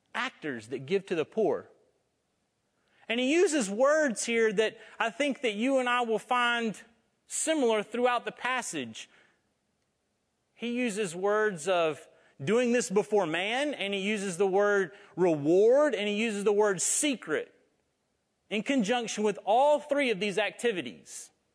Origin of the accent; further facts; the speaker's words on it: North Florida, United States; I'm from North Florida